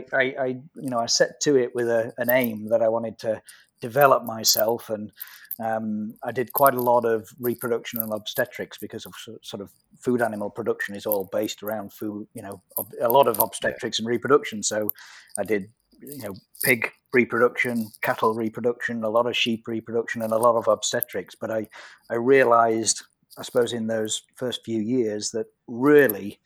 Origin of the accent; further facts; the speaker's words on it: Yorkshire and the Humber, United Kingdom; I'm a Yorkshire lad, and my roots are here, my family's here